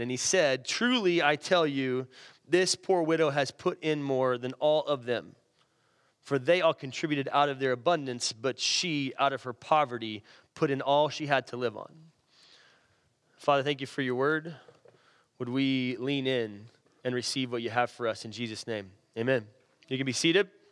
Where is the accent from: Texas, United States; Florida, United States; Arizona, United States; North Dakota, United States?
Texas, United States; Irving; where I grew up in Irving